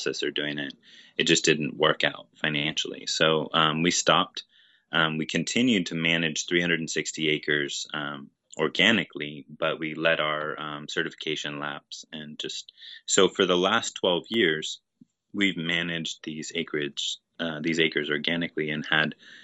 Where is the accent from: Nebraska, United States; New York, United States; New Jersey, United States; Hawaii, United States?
Hawaii, United States; Honokaa; I was born in Honoka'a and grew up here in Hawaii